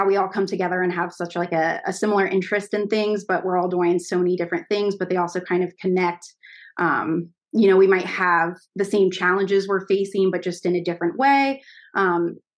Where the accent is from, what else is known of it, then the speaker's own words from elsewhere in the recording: Milford, Ohio, United States; I grew up just right outside of it in a small town called Milford